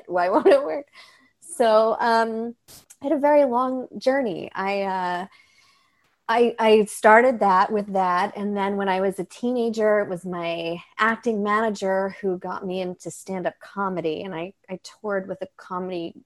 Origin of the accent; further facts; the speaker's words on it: New York, United States; I grew up in New York